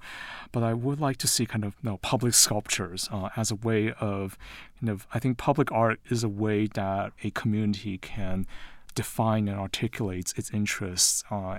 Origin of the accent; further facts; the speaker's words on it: Taiwan; also born or lived in London, United Kingdom / United States / New York; And, you know, I'm originally from Taiwan. I was born in London, but I grew up in Taiwan and the U.S., and I lived in New York before moving to Utah.